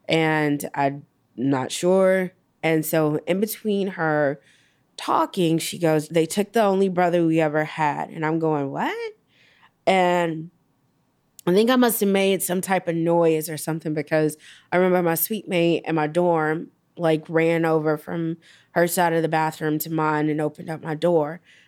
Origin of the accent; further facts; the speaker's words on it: Gary, Indiana, United States; So growing up, you know, we would always go from Gary to Chicago on the weekends, go in and go see him.